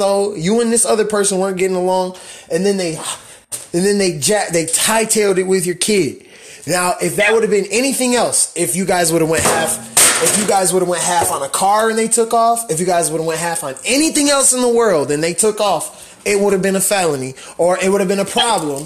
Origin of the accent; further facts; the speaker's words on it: Pontiac, Michigan, United States; I was born, you know, right up the street from the Silver Dome